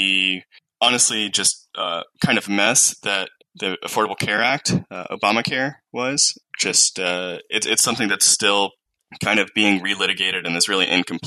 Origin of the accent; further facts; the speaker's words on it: the South, United States; I grew up, I'm from the South in the U.S. I grew up here, I was born here